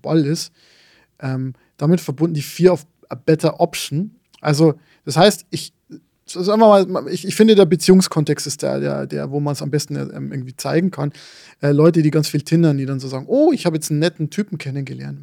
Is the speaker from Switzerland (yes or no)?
no; Lower Bavaria, Germany; born or raised there